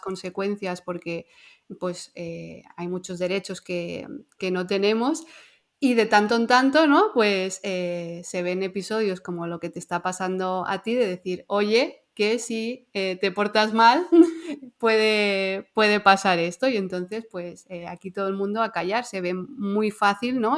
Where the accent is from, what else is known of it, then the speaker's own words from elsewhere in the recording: Andorra; como tú y yo somos eh, de Andorra